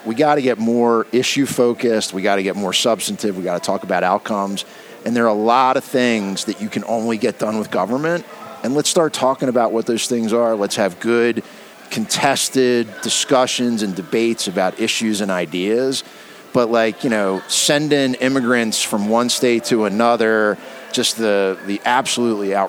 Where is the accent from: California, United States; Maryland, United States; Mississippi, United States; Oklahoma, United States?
Maryland, United States; Baltimore; I grew up in Baltimore